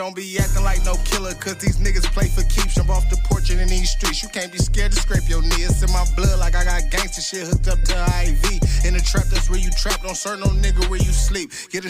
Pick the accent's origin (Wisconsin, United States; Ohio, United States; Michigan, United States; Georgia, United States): Michigan, United States; Detroit; I'm from Detroit.